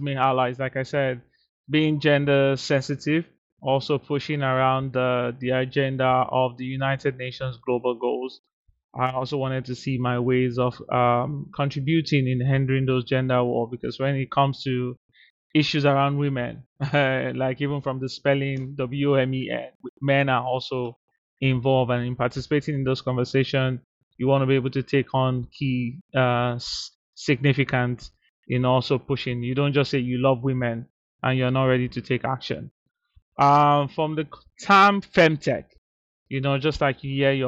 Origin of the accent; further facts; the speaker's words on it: Nigeria; moved away; rooted in my experience from Nigeria, my home country. You know, growing up in Nigeria